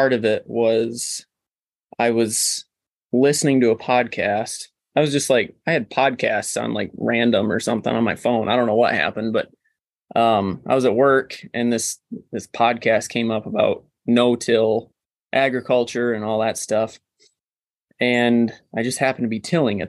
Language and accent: English; Cadillac, Michigan, United States; I grew up in the Cadillac area, kind of close to where we are now